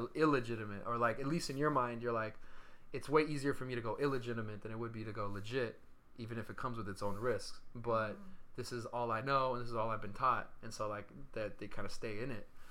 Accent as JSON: {"language": "English", "town": "Stockton", "region": "California", "country": "United States", "tie": "born or raised there", "moved": "yes", "said": "Stockton, my hometown"}